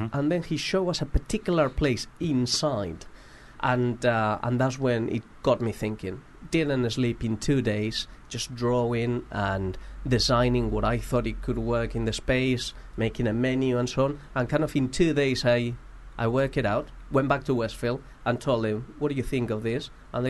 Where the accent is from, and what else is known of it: Madrid, Community of Madrid, Spain